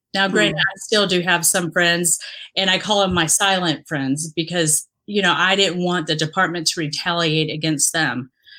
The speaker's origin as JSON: {"language": "English", "country": "Dominican Republic", "tie": "born or raised there", "also_born_or_lived": "Haiti / Mexico", "said": "But I grew up in the Dominican Republic, had lived a little, a year in Haiti, a year in Mexico. So I grew up all over, but spent most of my years in the Dominican."}